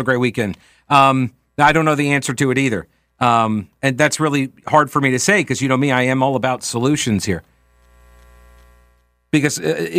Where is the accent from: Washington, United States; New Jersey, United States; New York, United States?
New York, United States; now in South Carolina, United States; I came down from New York to go to college at Winthrop University.